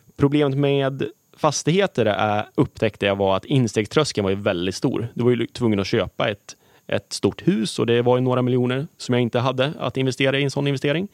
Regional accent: Gävle, Gävleborg County, Sweden; Jag är född och uppvuxen i Gävle

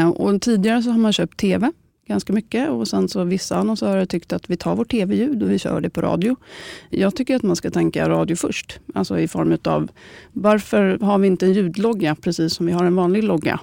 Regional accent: Stockholm, Stockholm County, Sweden; är född och uppvuxen i Stockholm och har bott i mer än 30 år innanför tullarna

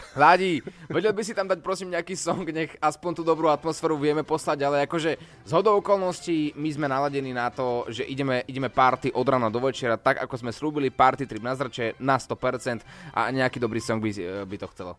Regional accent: Bratislava, Bratislava Region, Slovakia

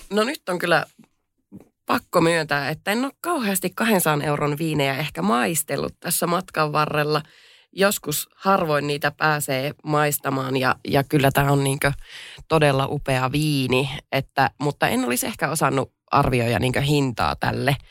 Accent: Pello, Lapland, Finland; olen Lapista pellosta kotoisin

